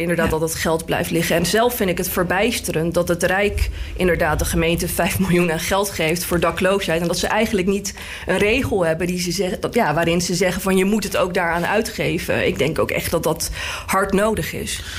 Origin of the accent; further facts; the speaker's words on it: The Hague, South Holland, Netherlands; ik kom zelf uit Laak.